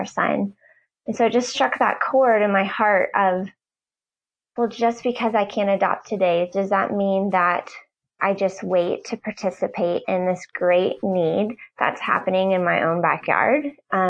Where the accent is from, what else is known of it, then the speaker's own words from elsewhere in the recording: Nashville, Tennessee, United States; also born or lived in Knoxville, Tennessee; I grew up in the Nashville area